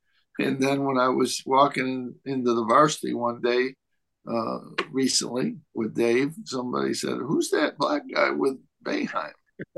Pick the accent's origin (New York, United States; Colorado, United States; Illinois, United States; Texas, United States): New York, United States; Lyons; moved away as an adult; I'm coming from Lyons, New York. There was one African-American family in Lyons.